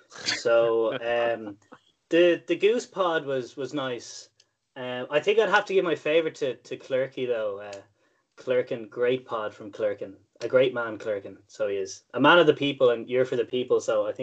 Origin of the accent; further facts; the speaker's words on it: Rush, Leinster, Ireland; very proud to have grown up in Rush. Love the town. Great, great town. Great pubs in Rush. Great chippers in Rush